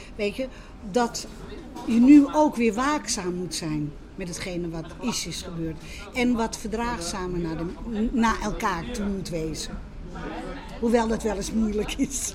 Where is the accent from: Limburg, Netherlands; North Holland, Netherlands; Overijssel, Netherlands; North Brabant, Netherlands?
North Holland, Netherlands; Amsterdam; also born or lived in Westerbork; ik ben geboren in de Zwanenburgerstraat, dus midden in de Jodenbuurt